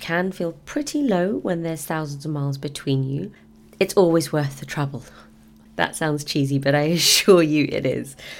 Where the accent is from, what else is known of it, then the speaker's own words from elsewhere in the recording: London, United Kingdom; I'm from London